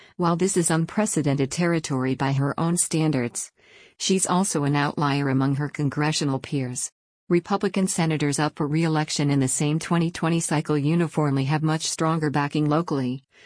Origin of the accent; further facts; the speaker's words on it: Maine, United States; growing up in Maine